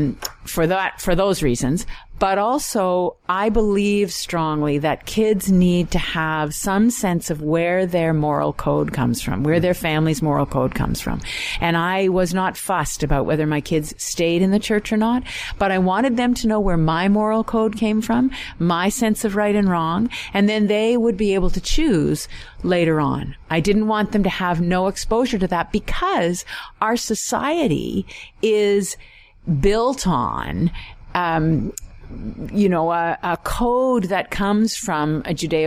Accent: Richmond Hill, Ontario, Canada; also born or lived in Toronto; I was raised in Richmond Hill United Church

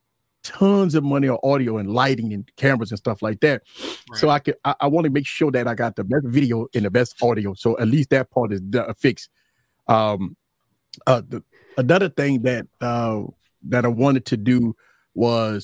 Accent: New Orleans, Louisiana, United States; Born and raised in New Orleans. Louisiana has been my life from birth

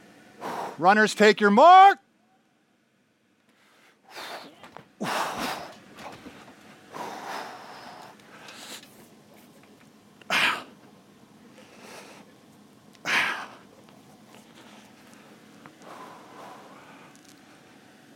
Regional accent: Minneapolis–Saint Paul, Minnesota, United States; moved away as an adult; also born or lived in Bolivia / Panama; I grew up in the Twin Cities here

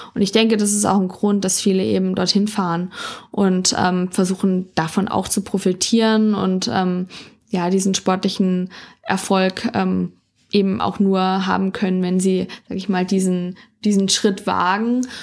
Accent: Dillenburg, Hesse, Germany; Also meine Ursprünge liegen in Dillenburg in Mittelhessen. Dort bin ich geboren und aufgewachsen.

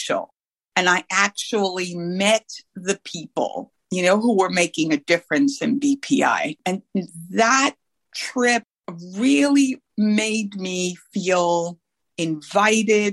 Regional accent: New York, United States; now in Northern California, United States; I live in Northern California. I'm originally from New York

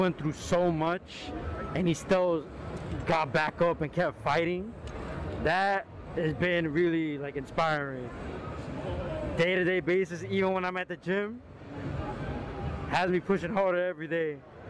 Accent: New York, United States; I'm from New York.

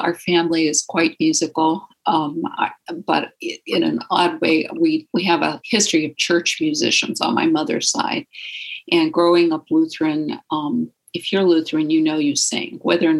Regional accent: Dearborn, Michigan, United States; also born or lived in Toledo; now in Saratoga, United States; Well, I am originally from an area near Detroit, Michigan. Hello, Cindy in Flat Rock. I was born in Toledo, Ohio, and we moved to Dearborn area until 1960 something, and then migrated out to California here in Saratoga, Los Gatos area of the peninsula

